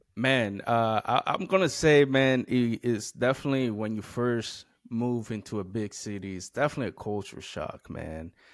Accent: United States; moved away; growing up in the Eastern Shore, we have a lot of trees

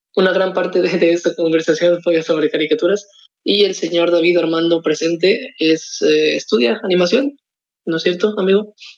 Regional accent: Ciudad Victoria, Tamaulipas, Mexico; born or raised there; moved away as an adult; now in San Luis Potosí, Mexico

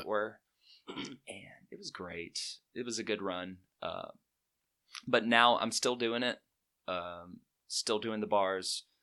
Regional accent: Chelsea, Alabama, United States; also born or lived in Birmingham, Alabama; I am from Birmingham, uh, originally from Chelsea in Shelby County

